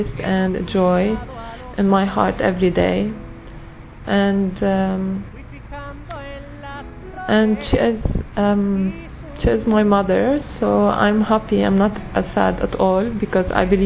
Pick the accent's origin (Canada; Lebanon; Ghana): Lebanon; moved away; from Lebanon